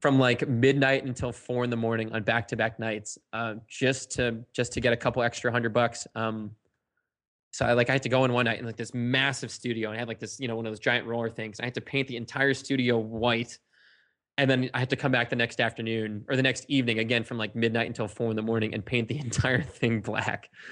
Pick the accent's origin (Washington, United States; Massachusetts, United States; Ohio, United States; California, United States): Massachusetts, United States; Sandwich; I was born and raised in East Sandwich, Massachusetts